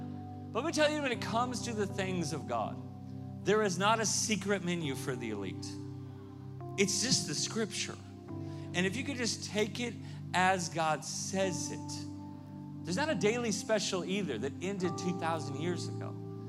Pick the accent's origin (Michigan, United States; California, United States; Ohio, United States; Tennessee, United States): California, United States; Southern; I grew up in Southern California much of my life